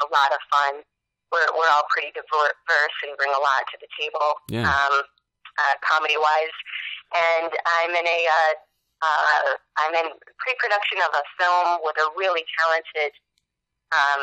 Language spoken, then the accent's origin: English; Flushing, Michigan, United States; I'm from Flint, and I'm from a small town 5 minutes west of Flint called Flushing